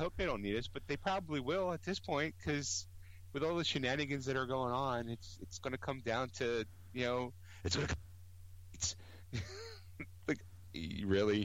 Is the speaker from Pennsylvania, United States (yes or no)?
yes; Philadelphia, Pennsylvania, United States; we're from Philly, we're from Philly